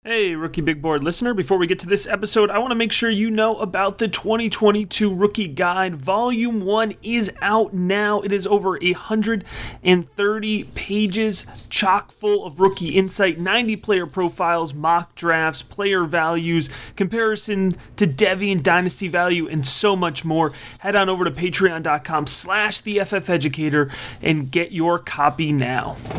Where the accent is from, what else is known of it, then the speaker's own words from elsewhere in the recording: Connecticut, United States; my home state of Connecticut